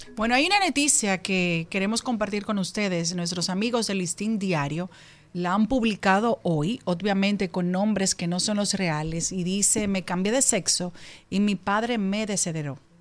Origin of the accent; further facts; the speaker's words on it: Dominican Republic; Esto me preocupa mucho como mujer, como dominicana, como madre